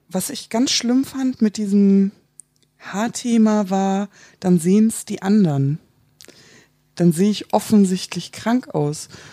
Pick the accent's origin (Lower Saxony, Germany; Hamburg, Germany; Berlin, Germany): Hamburg, Germany; ich komme aus Hamburg